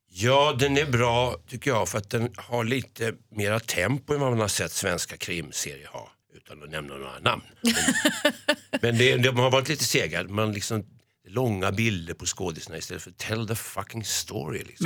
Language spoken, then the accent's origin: Swedish; Stockholm, Stockholm County, Sweden; som barn bodde jag på Skånegatan